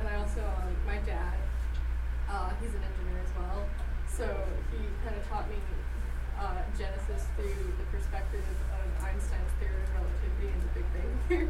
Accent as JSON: {"language": "English", "region": "Connecticut", "country": "United States", "tie": "born or raised there", "moved": "yes", "said": "I grew up in Connecticut where everyone else is either Catholic or atheist."}